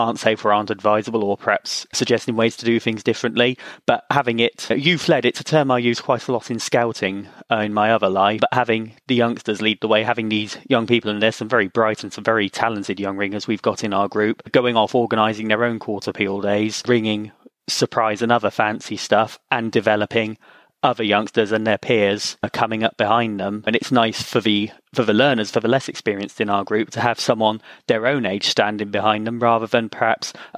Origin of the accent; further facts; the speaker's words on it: Swindon, South West England, United Kingdom; I'm from Swindon and I'm 27 years old